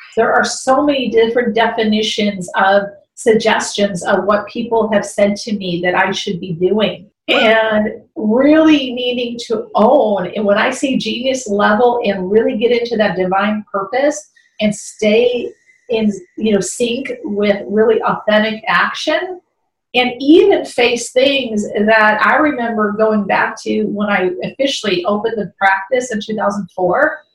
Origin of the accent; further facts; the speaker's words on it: Chicago, Illinois, United States; I grew up in Chicago